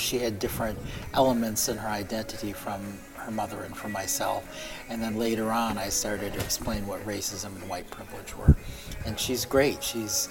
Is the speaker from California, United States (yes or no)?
no; Milwaukee, Wisconsin, United States; also born or lived in South Korea; I was adopted along with my twin brother to Milwaukee, Wisconsin. And we came over when we were 8 months old